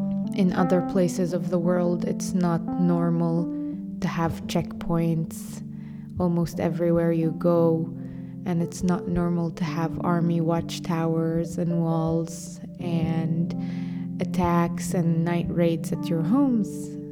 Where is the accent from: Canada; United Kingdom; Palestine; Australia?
Palestine; Hebron, West Bank; also born or lived in United States; my identity to myself is a Palestinian young woman. I was born and raised in Hebron. I grew up and lived my whole life there until I got accepted into an exchange program and got a scholarship to study in the US for a year in high school.